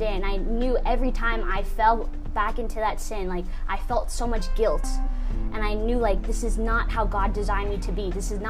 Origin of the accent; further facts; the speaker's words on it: United States; I'm 22 years old and I'm from America